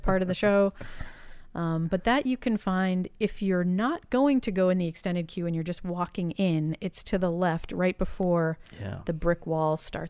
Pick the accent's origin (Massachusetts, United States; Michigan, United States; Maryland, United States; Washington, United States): Massachusetts, United States; Boston; growing up in Boston...